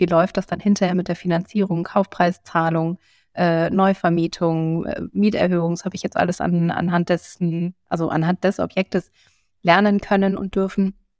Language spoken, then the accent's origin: German; Bielefeld, North Rhine-Westphalia, Germany; moved away as an adult; also born or lived in Essen; now in Cologne, Germany; Da hatte ich mich für Bielefeld als Standort entschieden, weil das eben meine Geburtsstadt ist